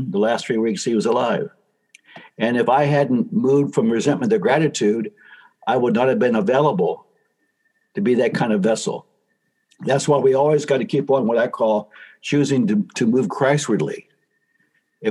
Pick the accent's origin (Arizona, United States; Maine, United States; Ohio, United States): Ohio, United States; my home state of Ohio